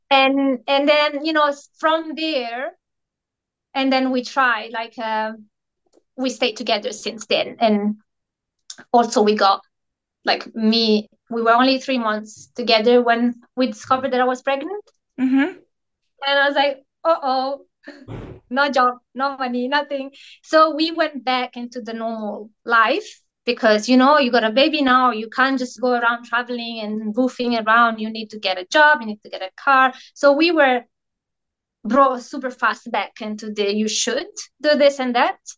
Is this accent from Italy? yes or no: yes; Italy; moved away as an adult; also born or lived in Australia; now in New Zealand; I'm originally from Italy and I'm living in New Zealand with my husband, which is from here